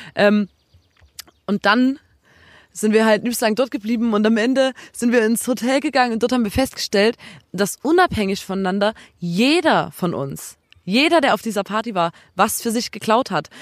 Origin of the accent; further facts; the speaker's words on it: Chemnitz, Saxony, Germany; bei uns in Chemnitz